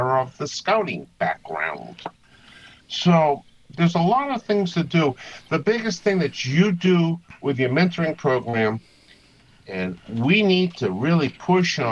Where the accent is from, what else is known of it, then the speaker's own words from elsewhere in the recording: Massachusetts, United States; now in Maryland, United States; Being from Massachusetts and having my accent